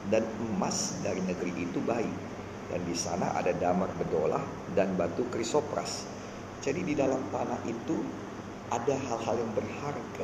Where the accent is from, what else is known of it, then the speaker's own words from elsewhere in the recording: North Sumatra, Indonesia; saya datang dari SMA Negeri 1 salah satu yang paling baik di Sumatera Utara